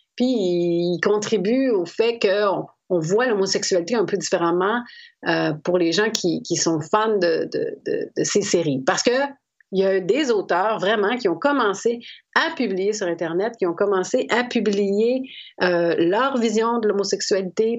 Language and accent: French; Quebec, Canada; chez moi au Québec